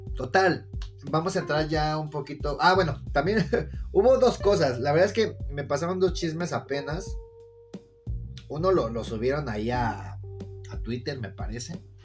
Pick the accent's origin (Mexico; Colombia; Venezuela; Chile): Mexico; Mexico City; de cómo hablo, lo cual si hablo de la verga, pues nací en Iztapalapa